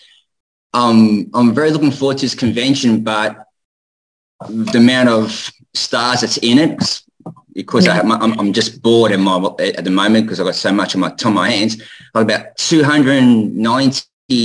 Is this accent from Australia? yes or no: yes; Australia; how we say in Australia